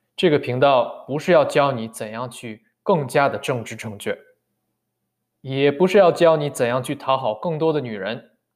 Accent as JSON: {"language": "Chinese", "region": "northern China", "country": "China", "said": "尤其作为北方人"}